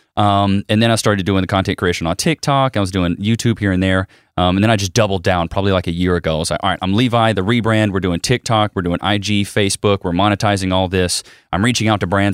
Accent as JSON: {"language": "English", "town": "Paris", "region": "Texas", "country": "United States", "tie": "born or raised there", "also_born_or_lived": "Commerce, Texas / Austin, Texas", "moved": "as an adult", "said": "I was born and raised in Paris, Texas"}